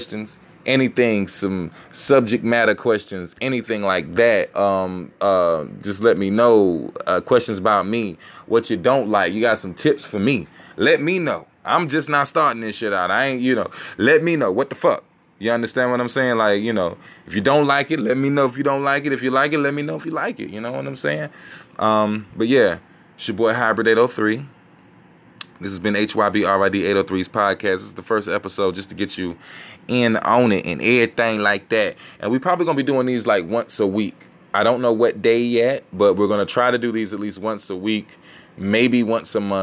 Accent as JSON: {"language": "English", "region": "South Carolina", "country": "United States", "said": "I'm from South Carolina"}